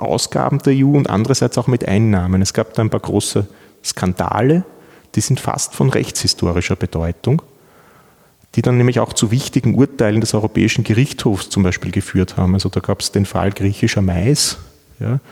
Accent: Vienna, Austria; moved away as an adult; now in Innsbruck, Austria; ich bin Wiener. Ich, ich komme aus Wien ähm, bin dort zur Schule gegangen

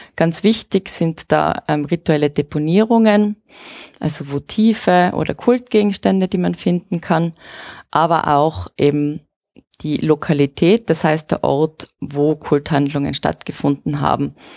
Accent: Innsbruck, Tyrol, Austria; also born or lived in Axams; grundsätzlich bin ich eine Innsbruckerin bzw. Axamerin, das heißt, meine Wurzeln liegen in Innsbruck

